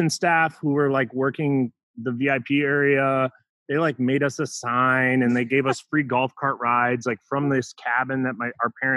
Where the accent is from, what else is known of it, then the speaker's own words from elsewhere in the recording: Minnesota, United States; I'm from Minnesota.